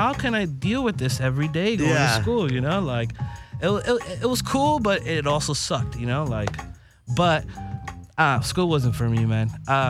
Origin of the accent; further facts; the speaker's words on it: Los Angeles, California, United States; I'm born and raised in LA.